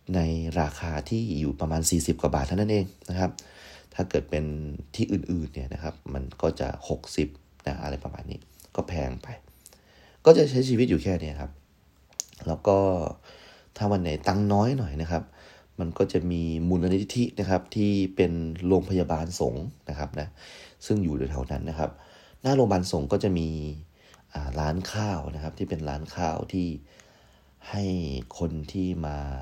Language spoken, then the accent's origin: Thai; Prachuap Khiri Khan, Thailand; now in Bangkok, Thailand; กลับไปที่บ้านเกิดนะครับก็คือที่ประจวบ